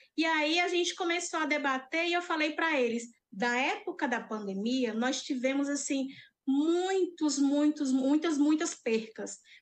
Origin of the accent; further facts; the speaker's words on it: Cajazeiras, Paraíba, Brazil; sertaneja raiz, apaixonada pelo meu estado. Sou de Cajazeiras